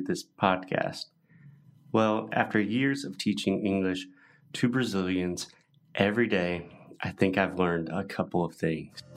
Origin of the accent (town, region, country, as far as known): United States; born or raised there